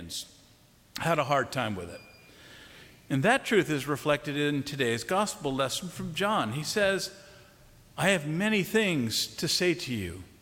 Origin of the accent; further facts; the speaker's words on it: Wilmington, Delaware, United States; St. Andrew's Church in Wilmington, Delaware, my hometown